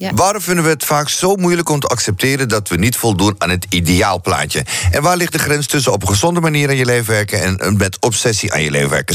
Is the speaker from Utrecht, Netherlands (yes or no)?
no; North Holland, Netherlands; ik, ja, kom uit Noord-Holland